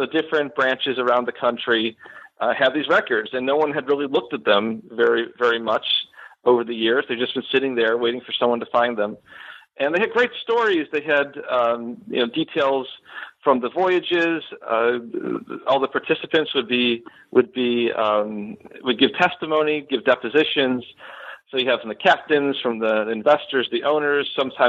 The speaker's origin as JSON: {"language": "English", "town": "Buffalo", "region": "New York", "country": "United States", "tie": "born or raised there", "moved": "as an adult", "lives_now": "Florida, United States", "said": "So I am originally from Western New York. I grew up in the Buffalo area, and I moved down to Florida in 2010 after finishing my PhD at the University of Buffalo."}